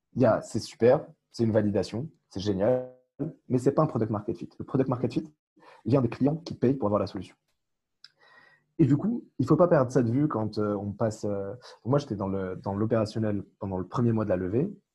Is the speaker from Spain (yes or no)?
no; Morocco; now in France; Tariq et moi avons grandi au Maroc, on a eu la nationalité française euh, par la suite